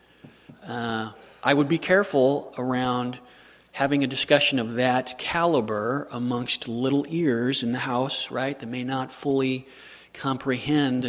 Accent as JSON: {"language": "English", "region": "Southern California", "country": "United States", "said": "I'm from Southern California"}